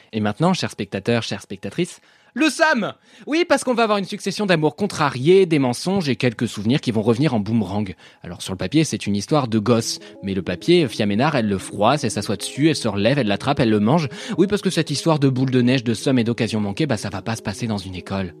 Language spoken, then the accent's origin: French; France; also born or lived in Paris / Normandy; je suis parisien et normand